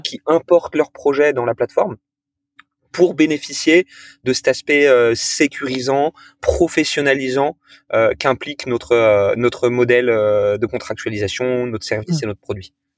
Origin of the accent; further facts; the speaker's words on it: Toulon, Provence-Alpes-Côte d'Azur, France; j'ai grandi à Toulon